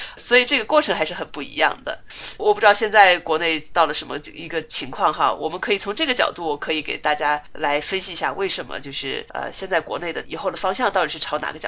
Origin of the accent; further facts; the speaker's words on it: China; 因为国内嘛，那我们也都从国内出来的都知道